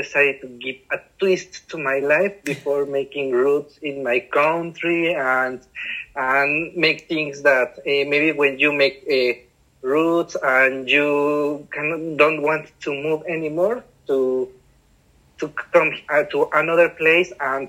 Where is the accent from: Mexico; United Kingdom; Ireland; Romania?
Mexico; Puebla; English is a second language; moved away as an adult; also born or lived in Mexico City; now in Melbourne, Australia; I'm from Mexico. I was born in Mexico City. And then I moved with my family to Puebla, where I studied and lived almost all of my life. Puebla is a city located 2 hours from Mexico City.